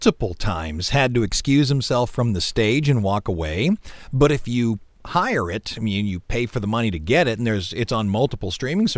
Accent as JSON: {"language": "English", "town": "Cleveland", "region": "Ohio", "country": "United States", "tie": "born or raised there", "said": "in my hometown of Cleveland, Ohio"}